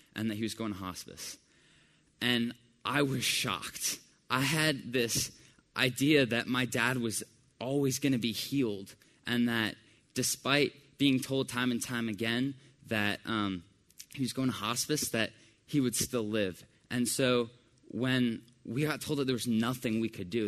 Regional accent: Decatur, Georgia, United States; also born or lived in Johns Creek, Georgia; I grew up in Decatur, Georgia, which is about half an hour away from here

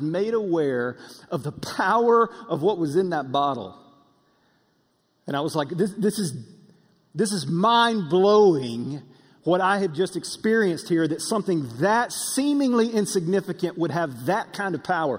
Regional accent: Russellville, Alabama, United States; moved away; We were back in my hometown, Russellville in North Alabama, and we were eating at my favorite place to eat growing up

